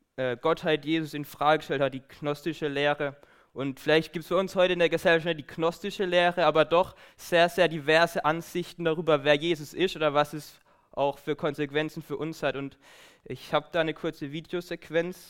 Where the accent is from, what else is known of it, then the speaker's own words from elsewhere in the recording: Baden-Württemberg, Germany; moved away as an adult; now in Aachen, Germany; ich komme aus Baden